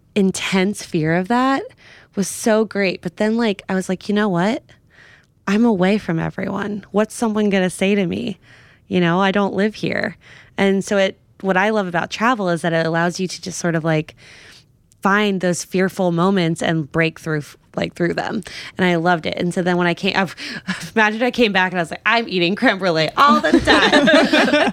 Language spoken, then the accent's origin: English; New York, United States; I'm from New York.